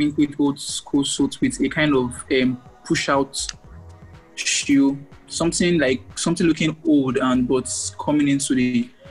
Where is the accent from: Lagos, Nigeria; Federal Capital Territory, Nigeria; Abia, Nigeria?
Abia, Nigeria; also born or lived in Akwa Ibom; I'm from Abia State.